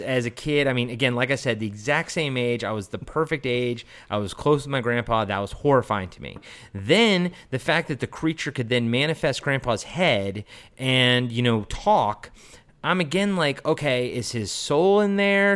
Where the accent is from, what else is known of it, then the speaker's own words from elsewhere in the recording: United States; I grew up outside of D C